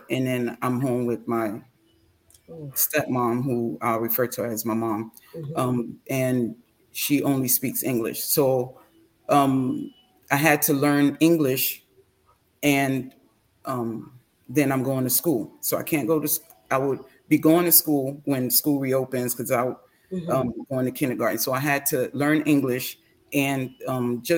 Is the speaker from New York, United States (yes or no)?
no; Newark, New Jersey, United States; first language Ga; English is a second language; also born or lived in Labadi, Accra, Ghana; the African-American side, we were raised in Newark, New Jersey